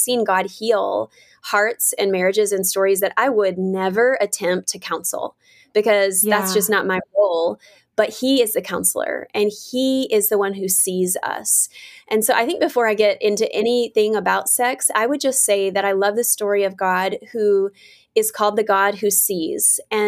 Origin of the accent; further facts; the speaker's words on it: the South, United States; Because I grew up in the South, I grew up in the church, and it was something that you just don't really talk about or want to talk about.